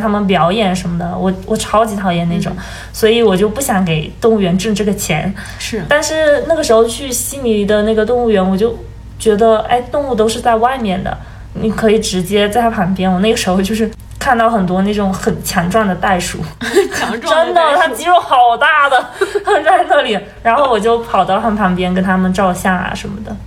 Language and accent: Chinese; China; 那个宿舍只有我一个中国人